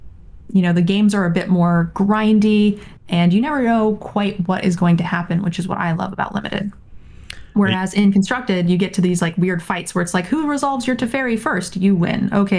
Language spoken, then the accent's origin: English; California, United States; I was from California.